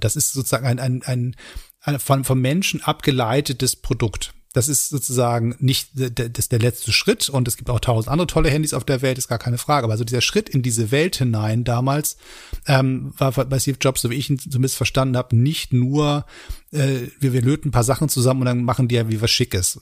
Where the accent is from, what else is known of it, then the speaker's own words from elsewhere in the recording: Hamburg, Germany; now in Berlin, Germany; meiner Heimatstadt Hamburg